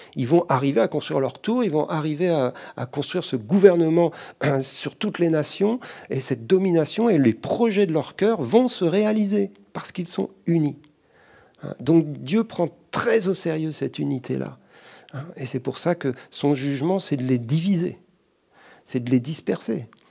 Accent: France; chez nous en France.

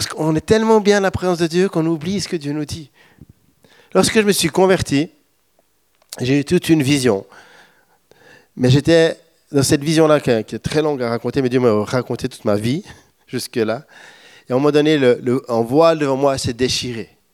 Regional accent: Switzerland; moved away; Je suis un bon Suisse

